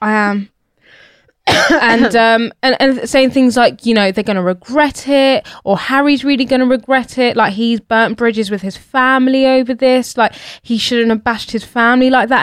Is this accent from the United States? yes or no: no; United Kingdom; born and bred here, have never seen myself as British